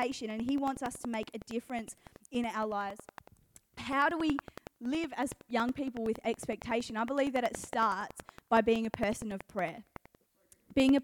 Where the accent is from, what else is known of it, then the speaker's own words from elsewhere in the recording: Geelong, Victoria, Australia; I'm from Catland. I grew up in Geelong